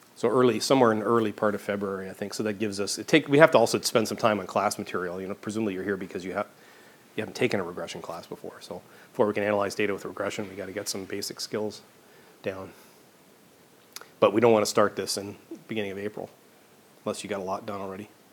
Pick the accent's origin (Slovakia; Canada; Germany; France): Canada; Vancouver, British Columbia; moved away as an adult; I was I grew up in Vancouver.